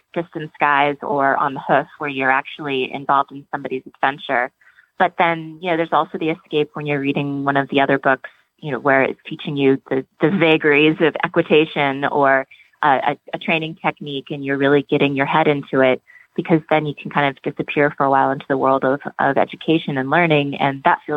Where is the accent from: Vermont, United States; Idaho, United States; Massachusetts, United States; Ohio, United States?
Vermont, United States; I grew up mostly in Vermont.